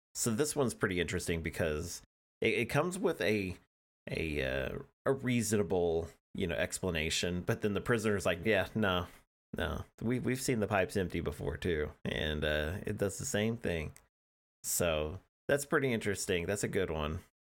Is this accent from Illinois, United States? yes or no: no; Oklahoma, United States; I'm an Oklahoman